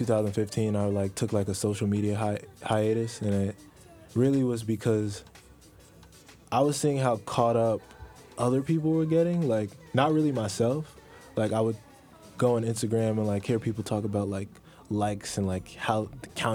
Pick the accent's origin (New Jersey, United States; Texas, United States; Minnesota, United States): New Jersey, United States; I'm from New Jersey